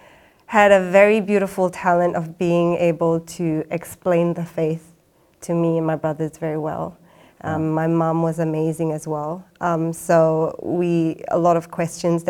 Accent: Singapore; moved away as an adult; now in Australia; I grew up in Singapore. Yeah, I was born there.

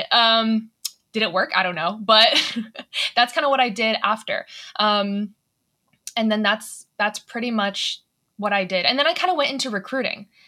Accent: Atlanta, Georgia, United States; So I'm from Atlanta

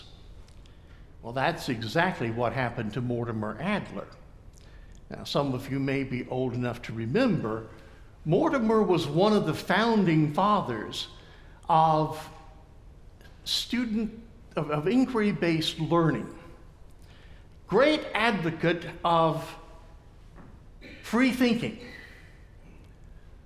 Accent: Thomasville, United States; my hometown of Thomasville, at the Finch House

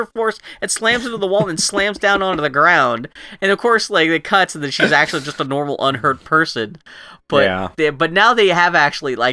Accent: Pittsburgh, Pennsylvania, United States; accent: Pittsburgh; I'm from Pittsburgh and I've picked up some terrible Pittsburgh speech patterns

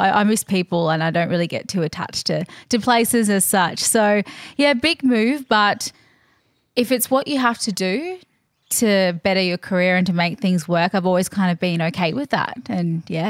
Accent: Queensland, Australia; But I was a freshie kid, so just up the road.

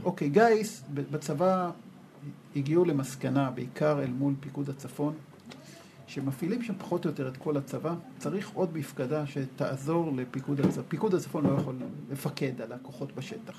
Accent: Israel; אני גדלתי במשפחה שהיא מאוד קיבוצניקית. כלומר, אני ככה, כשהייתי ילד, הדבר הכי חשוב היה לקטוף את הכותנה

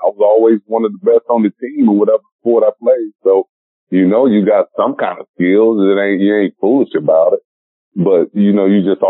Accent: the South, United States; I grew up, my parents were strict and grandparents and all that, and I was born in the South.

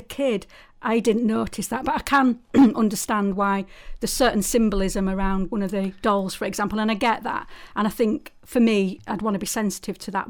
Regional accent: Saltaire, Yorkshire and the Humber, United Kingdom; moved away as an adult; now in North Yorkshire, United Kingdom; I'm from Saltaire, but I do live in North Yorkshire now

